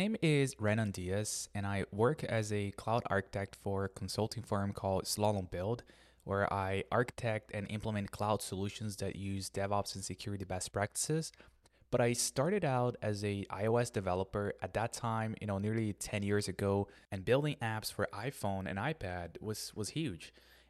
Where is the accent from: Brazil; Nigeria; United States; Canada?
Brazil; I'm originally from Brazil, and in Brazil, for you to have a MacBook, for you to have to buy an iPhone, it's just a lot of money.